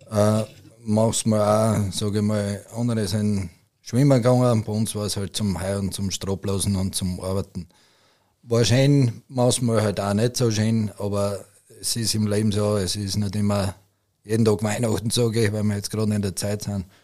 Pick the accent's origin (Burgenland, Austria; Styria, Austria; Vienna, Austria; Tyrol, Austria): Styria, Austria; Grafendorf bei Hartberg; Ich komme aus Grafendorf bei Hartberg und bewirtschafte mit meiner Familie einen Rinderbetrieb